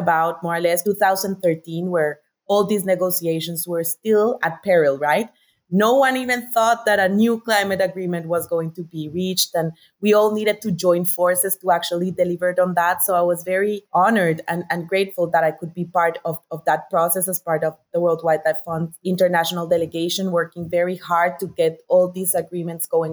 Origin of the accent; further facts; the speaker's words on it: Bogotá, Colombia; I'm Colombian, so I was born and raised in Bogotá.